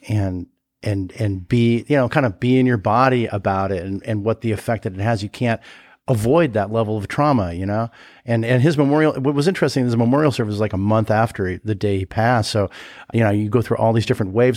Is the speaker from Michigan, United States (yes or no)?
no; Los Angeles, California, United States; I grew up in Studio City, California, in, in L